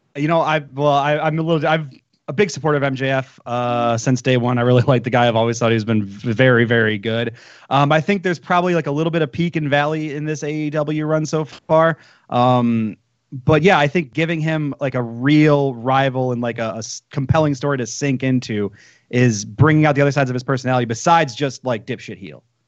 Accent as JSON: {"language": "English", "town": "Detroit", "region": "Michigan", "country": "United States", "said": "I'm from Detroit"}